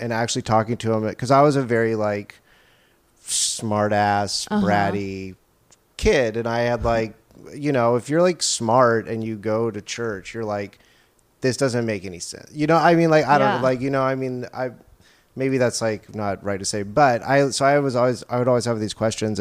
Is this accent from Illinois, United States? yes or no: no; Orange Park, Florida, United States; now in California, United States; I am from Florida. I grew up there